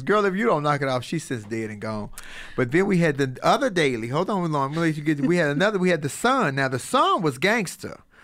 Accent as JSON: {"language": "English", "town": "Chicago", "region": "Illinois", "country": "United States", "said": "I'm from Chicago"}